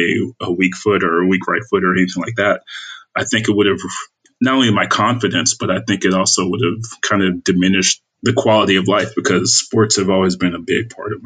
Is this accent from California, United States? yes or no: yes; Inglewood, California, United States; moved away; I'm from a small city called Inglewood, California, born and raised.